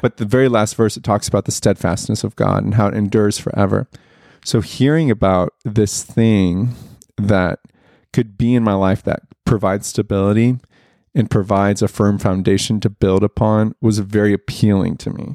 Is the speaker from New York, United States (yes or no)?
no; Broken Arrow, Oklahoma, United States; I grew up in Broken Arrow, Oklahoma, which is northeast Oklahoma.